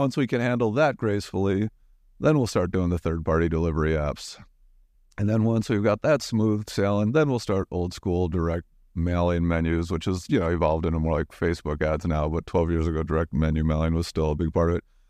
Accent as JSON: {"language": "English", "town": "Omaha", "region": "Nebraska", "country": "United States", "tie": "born or raised there", "moved": "yes", "lives_now": "New York, United States", "said": "my hometown"}